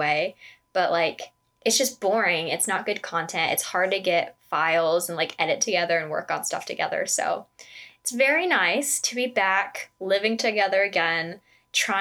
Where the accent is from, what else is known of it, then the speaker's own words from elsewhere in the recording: Las Vegas, Nevada, United States; We're both from Vegas.